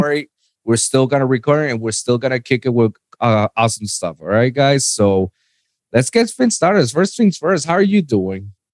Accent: Puerto Rico; moved away as an adult; now in South Florida, United States; I'm born and raised in, in Puerto Rico.

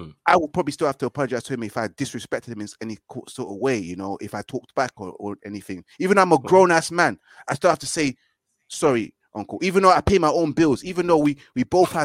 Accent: London, United Kingdom; I'm from Brits

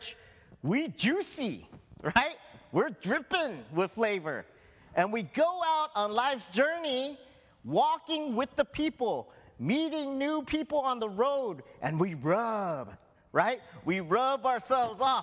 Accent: Hawaii, United States; I was born in Hawaii

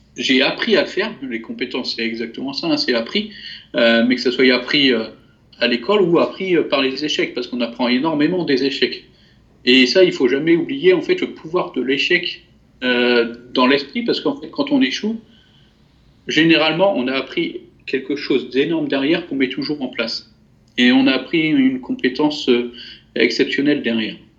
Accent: France; même si je suis français, j'ai j'ai été euh, élevé euh, dans, la multiculturalité

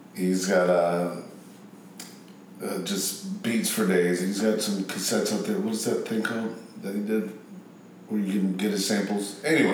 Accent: Memphis, Tennessee, United States; also born or lived in Augusta, Georgia / Atlanta, Georgia; I lived in Atlanta until I was about five, and then I was raised in Memphis

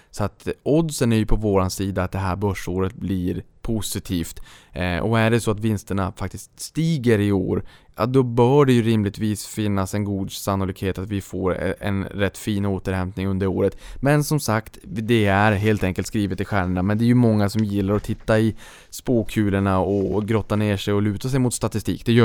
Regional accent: Boden, Norrbotten County, Sweden; när jag var uppe in, eh, hemma i Boden

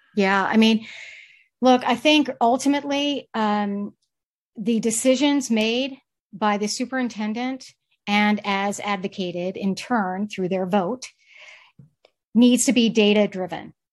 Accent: Charlotte, North Carolina, United States; moved away as an adult; also born or lived in Maryland / San Francisco; now in Santa Barbara, United States; I originally born and raised in the Southeast, uh, Charlotte, North Carolina

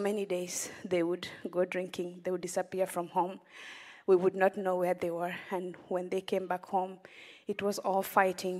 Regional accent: Western Kenya, Kenya; I grew up in Kenya, in a village in Western Kenya

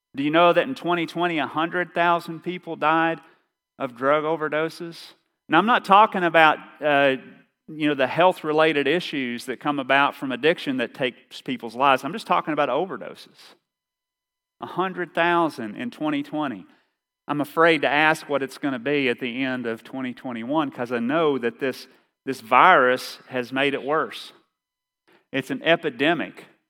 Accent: Eastern Kentucky, United States; accent: Eastern Kentucky; my Eastern Kentucky accent

